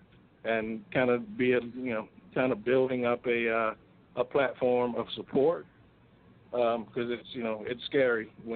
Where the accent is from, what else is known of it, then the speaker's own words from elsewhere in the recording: South Carolina, United States; I grew up in South Carolina